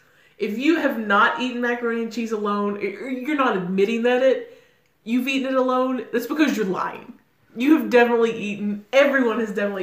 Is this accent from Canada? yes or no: yes; Canada; I'm Canadian, and I'm weighing